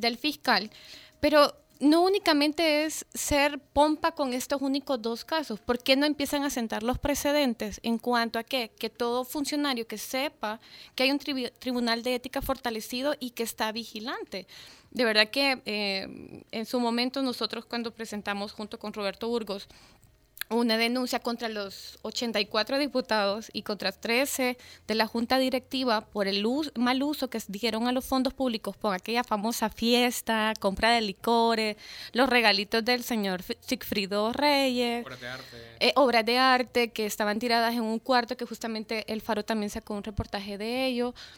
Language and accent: Spanish; El Salvador; como salvadoreño